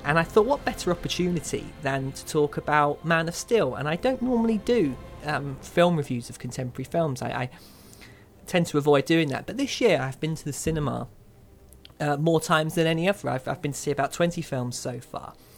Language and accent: English; Kent, South East England, United Kingdom; When I was a young boy growing up in Kent